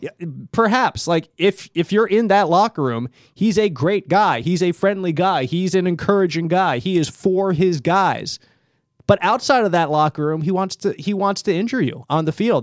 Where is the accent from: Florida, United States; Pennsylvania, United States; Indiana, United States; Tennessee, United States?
Pennsylvania, United States; Philadelphia; I grew up in Philadelphia